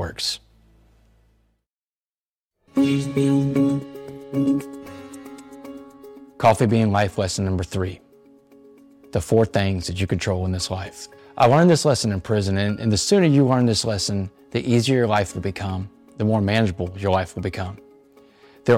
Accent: Port Arthur, Texas, United States; I'm from Port Arthur, Texas, which is a town right next to it.

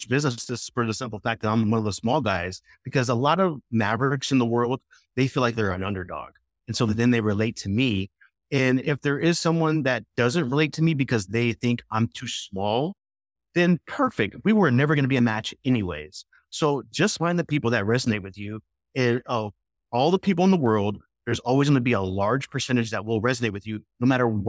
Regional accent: Scottsdale, Arizona, United States; hey, I'm from Scottsdale. We're automatically kindred spirits. So always start local, number one.

